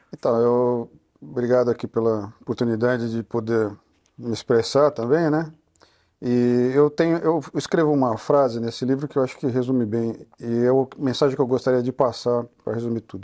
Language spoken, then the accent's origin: Portuguese; Brazil; Nós todos somos brasileiros